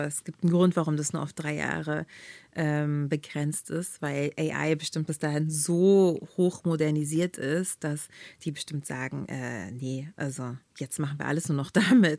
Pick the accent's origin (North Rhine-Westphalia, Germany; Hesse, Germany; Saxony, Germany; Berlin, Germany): Berlin, Germany; in Berlin, so meine Stadt, wo ich groß geworden bin